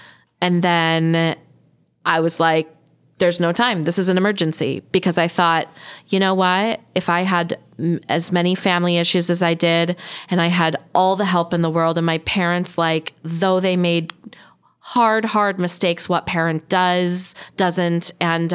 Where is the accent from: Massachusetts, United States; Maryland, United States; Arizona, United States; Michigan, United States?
Michigan, United States; Grand Rapids; moved away; my hometown of Grand Rapids, Michigan